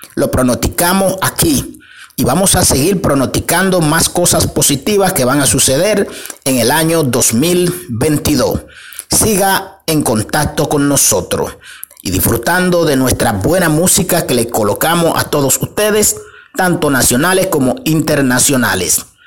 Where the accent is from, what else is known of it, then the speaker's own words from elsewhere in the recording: Dominican Republic; nuestro país, República Dominicana